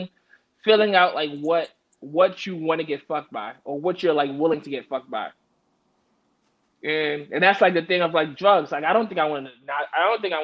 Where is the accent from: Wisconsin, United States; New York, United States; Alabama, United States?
New York, United States; I'm growing up in East New York